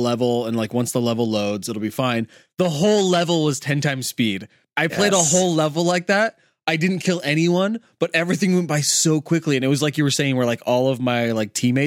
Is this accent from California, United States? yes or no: yes; Novato, California, United States; the house that we grew up in Novato, California